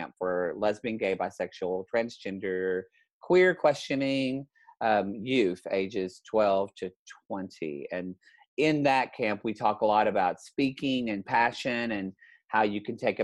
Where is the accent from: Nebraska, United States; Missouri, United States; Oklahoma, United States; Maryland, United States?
Oklahoma, United States; Southern; now in Los Angeles, United States; I grew up in Southern Oklahoma in the 80s